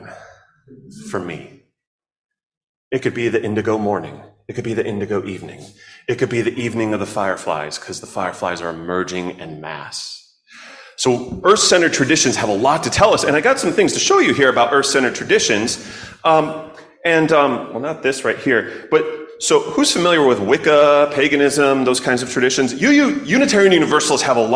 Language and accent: English; Chicago, Illinois, United States; I grew up in Chicago, and we had blackberries too